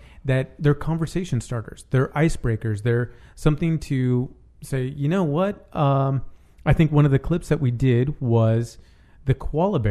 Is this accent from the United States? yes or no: yes; San Francisco, California, United States; now in Los Angeles, United States; I'm West Coast. I was born in San Francisco and I live in LA.